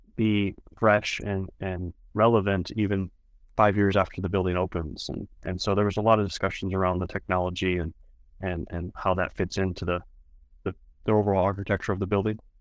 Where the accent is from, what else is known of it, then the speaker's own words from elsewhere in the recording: South Dakota, United States; growing up in South Dakota